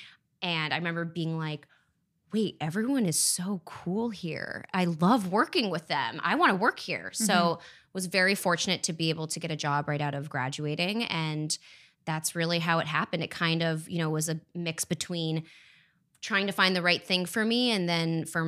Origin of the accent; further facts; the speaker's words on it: France; born there; accent: American; No, so my mom is French. My dad's American. I was born in France. So, I mean, you can't tell by my super American accent. I've definitely been Americanized.